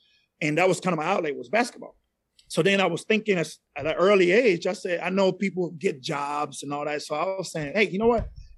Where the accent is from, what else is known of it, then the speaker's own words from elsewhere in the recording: Panama; accent: Latin; first language Spanish; English is a second language; also born or lived in Panama City, Panama; now in Dallas, United States; So I'm originally from Central America. I'm from Panama originally. Still fluent in Spanish. That was my first language. Every now and then you can hear an accent come out. It is not a Dallas accent. It's a Latin accent, right?